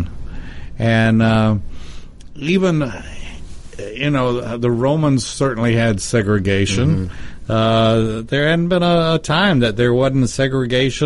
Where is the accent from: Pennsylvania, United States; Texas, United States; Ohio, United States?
Texas, United States; I grew up in the time of quote unquote segregation, and my hometown in Texas